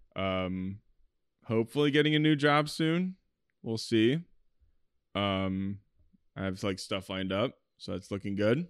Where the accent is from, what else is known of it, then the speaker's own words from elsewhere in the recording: East Coast, United States; we are from the East Coast